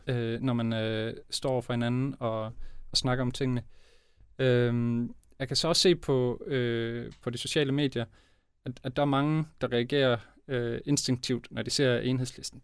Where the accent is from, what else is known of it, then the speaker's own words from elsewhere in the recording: Broballe, Southern Denmark, Denmark; et syvmandshold i Broballe IF, øh, hvor jeg voksede op